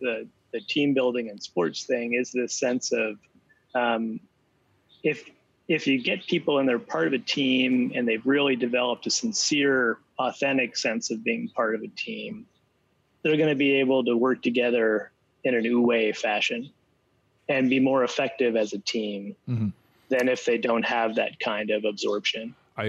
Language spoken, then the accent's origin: English; New Jersey, United States; accent: Jersey; I'm American originally. Oh. So I'm from New Jersey originally. And I can pull out the Jersey accent.